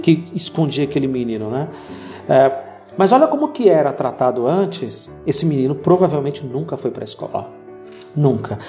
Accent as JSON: {"language": "Portuguese", "region": "Bahia", "country": "Brazil", "tie": "born or raised there", "said": "Eu cresci ah, uma parte da minha adolescência na Bahia quando a gente precisou voltar ali para as minhas origens"}